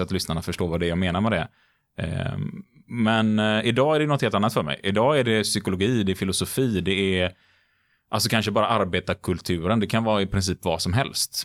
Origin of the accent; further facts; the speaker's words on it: Gothenburg, Västra Götaland, Sweden; Nu är jag uppväxt i Majorna i Göteborg